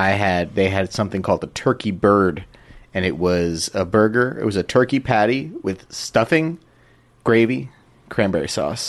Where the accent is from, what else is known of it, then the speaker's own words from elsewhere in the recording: West Coast, United States; moved away; also born or lived in Los Angeles; I grew up on the West Coast, so we don't have it here